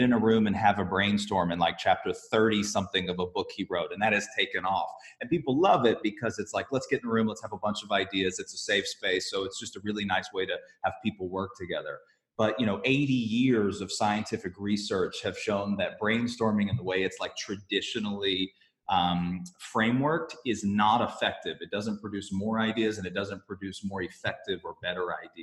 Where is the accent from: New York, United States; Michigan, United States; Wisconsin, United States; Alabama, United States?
Alabama, United States; moved away as an adult; growing up in Alabama